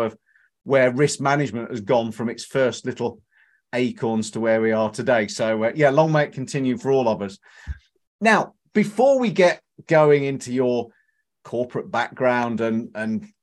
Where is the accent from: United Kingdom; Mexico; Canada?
United Kingdom; Leicestershire, East Midlands; growing up in Leicestershire, we had Leicester Tigers.